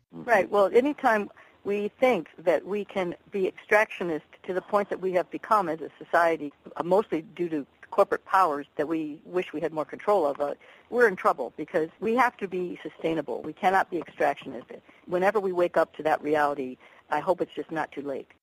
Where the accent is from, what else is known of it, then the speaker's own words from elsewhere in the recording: Ohio, United States; moved away; also born or lived in Washington, D.C.; Greg and I grew up in Ohio